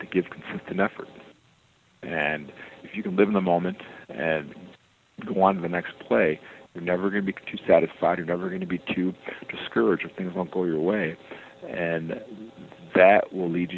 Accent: Detroit, Michigan, United States; growing up in Detroit

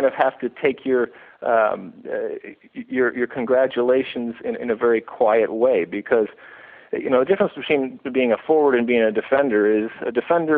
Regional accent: Michigan, United States; moved away as an adult; also born or lived in New Jersey; now in Los Angeles, United States; I grew up in Michigan, and I came out to Rutgers University

